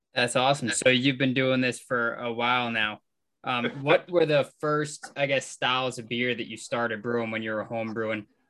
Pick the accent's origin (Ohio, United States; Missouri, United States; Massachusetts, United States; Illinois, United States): Massachusetts, United States; Melrose; now in Maine, United States; being from Boston, we're from Melrose